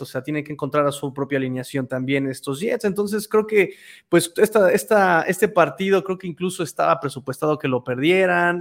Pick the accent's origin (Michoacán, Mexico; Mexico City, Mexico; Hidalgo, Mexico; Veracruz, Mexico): Mexico City, Mexico; decir que soy chilango está prohibido